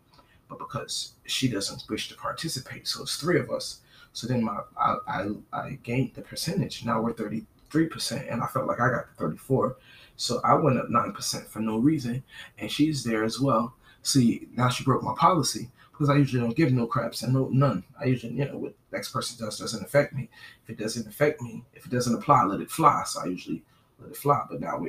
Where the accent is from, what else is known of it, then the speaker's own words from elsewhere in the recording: New Jersey, United States; moved away as an adult; She knows I'm from New Jersey, New York. We're in the South.